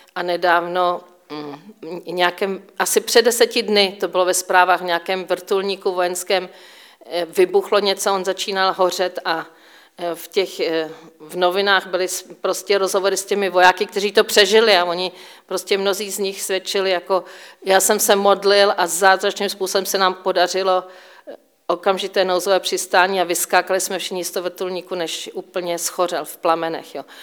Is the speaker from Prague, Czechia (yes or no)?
no; Říčany, Central Bohemian Region, Czechia; moved away as an adult; now in Israel; Jsem Češka, eh, vyrůstala jsem v Říčanech u Prahy